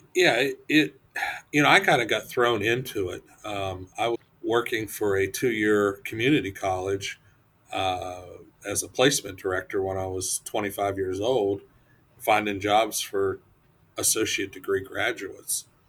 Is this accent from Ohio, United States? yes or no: yes; Ohio, United States; moved away as an adult; also born or lived in Michigan; now in Putnam County, Florida, United States; I'm originally from Ohio, uh, born and raised